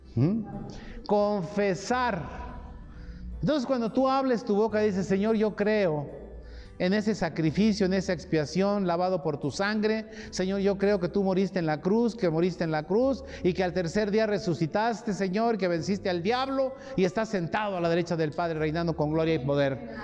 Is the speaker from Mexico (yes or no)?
yes; Mexico; Nosotros tenemos una credencial que nos acredita como mexicanos